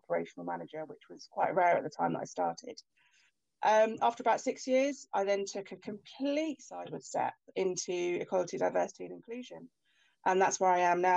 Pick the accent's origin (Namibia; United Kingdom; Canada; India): United Kingdom; Hertfordshire, East of England; moved away as an adult; also born or lived in London / Poole, Dorset; I'm from Hertfordshire originally, but predominantly most of my training was in London